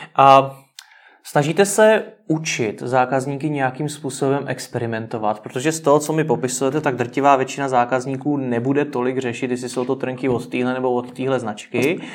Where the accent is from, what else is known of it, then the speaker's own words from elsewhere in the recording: Czechia; jsme jako Češi